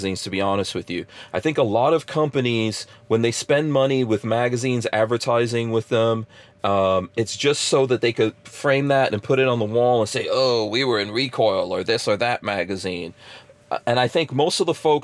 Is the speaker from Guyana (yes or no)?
yes; Guyana; now in United States; I was born in Guyana